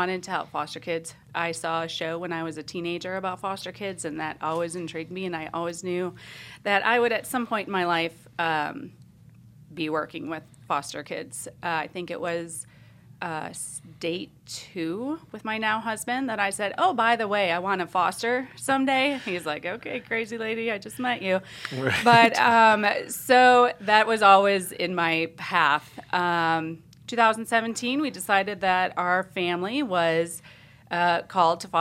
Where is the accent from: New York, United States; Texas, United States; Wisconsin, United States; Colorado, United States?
Wisconsin, United States; moved away as an adult; also born or lived in Pennsylvania / Northern Virginia / West Virginia; now in Indianapolis, United States; I am actually from Wisconsin. In my mid to late 20s, I ended up moving to Pennsylvania